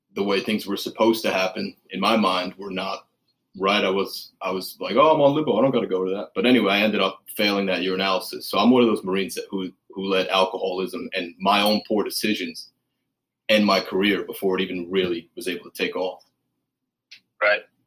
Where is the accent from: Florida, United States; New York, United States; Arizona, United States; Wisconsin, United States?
New York, United States; I grew up in New York